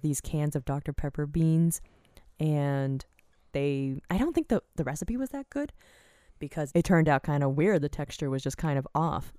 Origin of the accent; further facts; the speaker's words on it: Virginia, United States; I grew up in Virginia where they didn't have White Castles